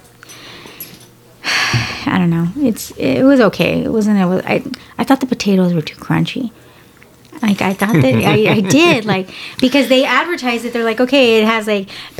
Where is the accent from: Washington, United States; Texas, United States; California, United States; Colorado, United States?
Texas, United States; San Antonio; I'm a San Antonian, and, in San Antonio... People are a different kind of nice